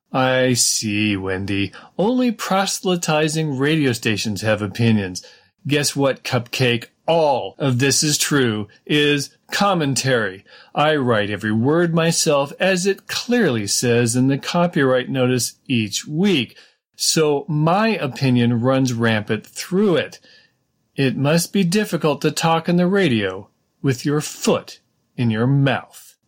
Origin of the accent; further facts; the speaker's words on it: California, United States; growing up in California